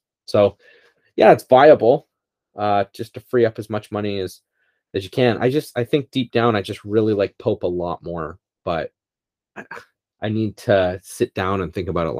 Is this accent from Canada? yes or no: yes; Canada; I'm Canadian.